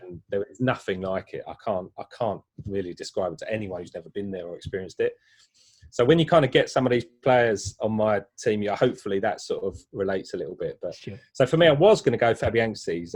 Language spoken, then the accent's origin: English; London, United Kingdom; I grew up in East Ham